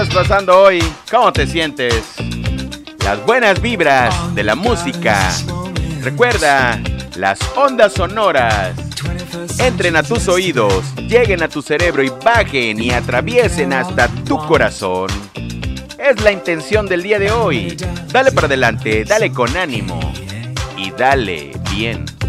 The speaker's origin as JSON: {"language": "Spanish", "town": "Lerdo de Tejada", "region": "Veracruz", "country": "Mexico", "tie": "born or raised there", "said": "en el bello estado de Veracruz, en la República Mexicana, de donde yo soy originario, Lerdo de Tejada, Veracruz, México"}